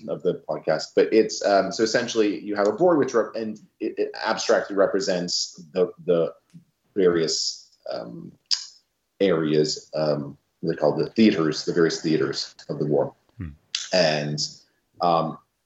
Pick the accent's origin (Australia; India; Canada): Canada; New Brunswick; moved away; I'm from New Brunswick, the east coast of Canada